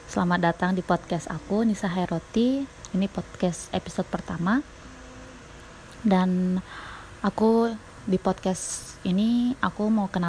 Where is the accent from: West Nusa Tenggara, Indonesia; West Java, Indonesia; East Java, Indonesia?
West Nusa Tenggara, Indonesia; now in Shigaraki, Japan; Aku asli dari Lombok, NTB, Indonesia, tapi sekarang tinggal di Jepang. Tepatnya di Sigaraki.